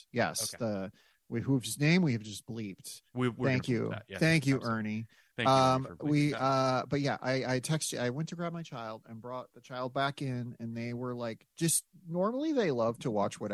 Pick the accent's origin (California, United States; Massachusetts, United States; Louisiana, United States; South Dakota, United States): South Dakota, United States; also born or lived in Grand Rapids, Michigan; I of course then was adopted and grew up in South Dakota, but I was born in Michigan